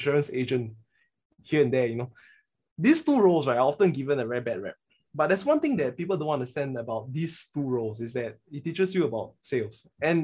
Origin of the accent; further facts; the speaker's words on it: Singapore; we are Singaporean males